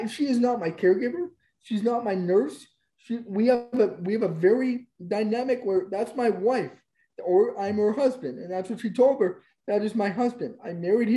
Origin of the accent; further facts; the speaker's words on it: Canada; I'm born here. I'm a Canadian citizen.